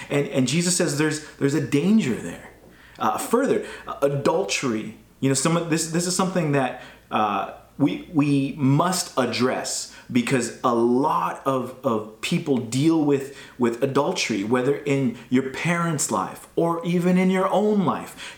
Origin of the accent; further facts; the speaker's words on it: United States; growing up in America, we are taught about freedom